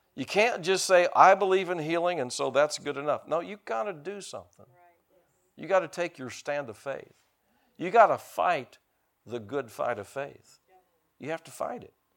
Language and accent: English; United States; I'm an American